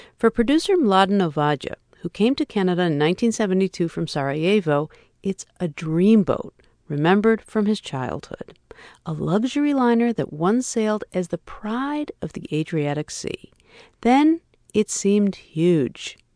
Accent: Chicago, Illinois, United States; growing up in Chicago

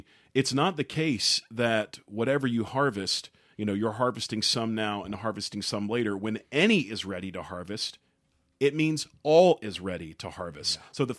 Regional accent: Georgia, United States; I grew up in Southwest Georgia, and immediately behind our backyard was a field.

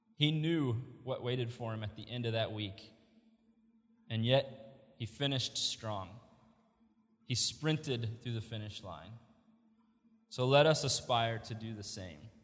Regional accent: Indianapolis, Indiana, United States; moved away as an adult; now in Wilmore, United States; We are both from Indianapolis. Our parents are in Indianapolis

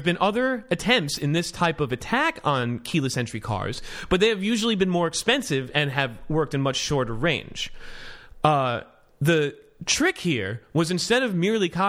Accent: United States; I'm an American.

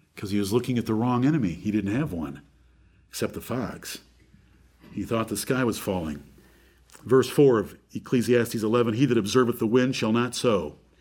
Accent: Michigan, United States; born two miles from where I was born in Michigan

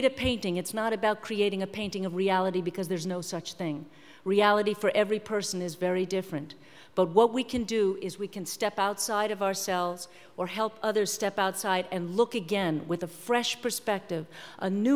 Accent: New York, United States; I'm from New York. I saw it out my window

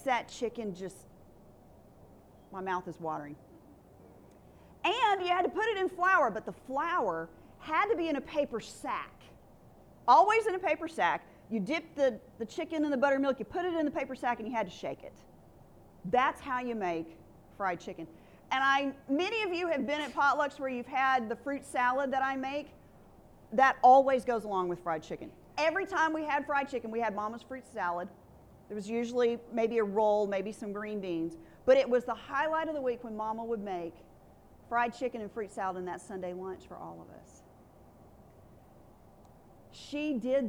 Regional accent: Alabama, United States; moved away as an adult; now in Texas, United States; I grew up in Alabama

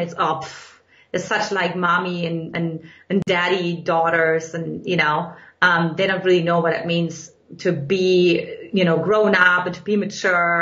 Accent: eastern Germany, Germany; English is a second language; now in United States; in case you can't detect from my accent, in Eastern Germany, where I grew up

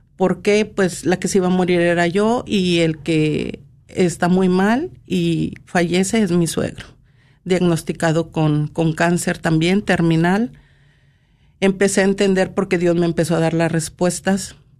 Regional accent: Monterrey, Nuevo León, Mexico; soy de Monterrey, Nuevo León

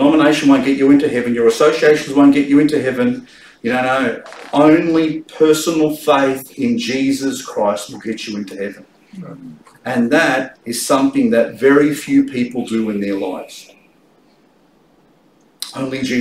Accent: Australia; I'm an Australian

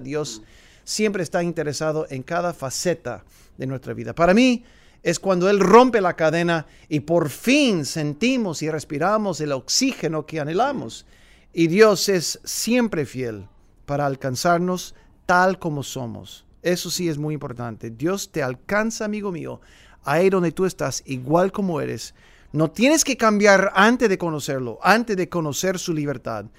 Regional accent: San Fernando Valley, Los Angeles / Big Bear, California, United States; also born or lived in Woodland Hills, California; A la edad de 11, 12 años nos mudamos del Valle de San Fernando de Los Ángeles al pueblo de Oso Grande, en otras palabras se llama en inglés Big Bear, pero Oso Grande, y ahí fui a la a la escuela, la secundaria y luego la preparatoria

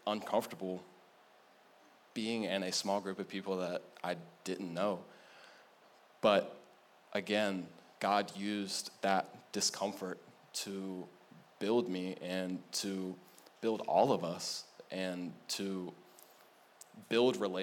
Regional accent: United States; I'm American

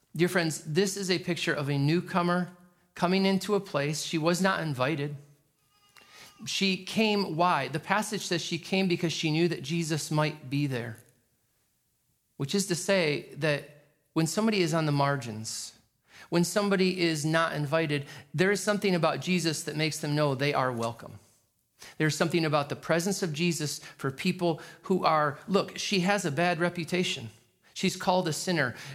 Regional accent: New York, United States; I'm a New Yorker

